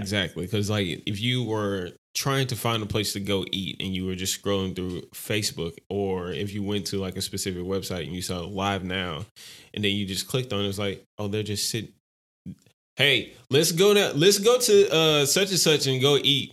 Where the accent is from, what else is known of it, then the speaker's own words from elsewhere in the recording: Louisiana, United States; I'm from Louisiana